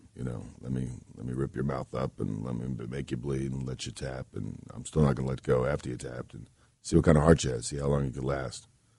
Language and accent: English; Tampa, Florida, United States; also born or lived in New Jersey / Texas / California; I was born in New Jersey, and I was raised in Tampa. So I got around, and, yeah.